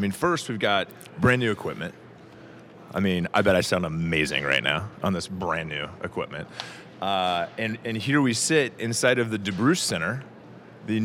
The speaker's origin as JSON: {"language": "English", "town": "Kansas City", "region": "Missouri", "country": "United States", "tie": "born or raised there", "said": "growing up in Kansas City"}